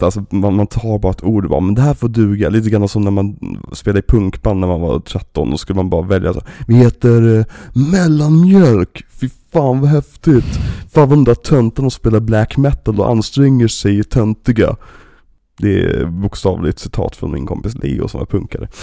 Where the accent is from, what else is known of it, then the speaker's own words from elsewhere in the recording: Sweden; vi svenskar